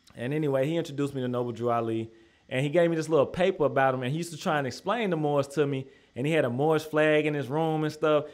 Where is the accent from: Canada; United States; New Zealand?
United States; Madison, Tennessee; also born or lived in North Nashville, Tennessee; I grew up out in Madison. Like, that's where I was born and raised